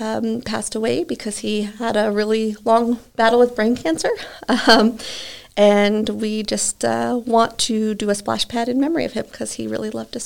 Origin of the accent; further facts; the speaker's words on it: Omaha, Nebraska, United States; like I'm from Omaha, so even my family in Omaha can be like